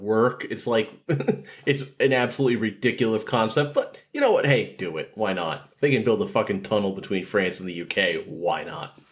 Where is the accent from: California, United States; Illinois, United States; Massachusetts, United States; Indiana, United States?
Massachusetts, United States; I'm from Massachusetts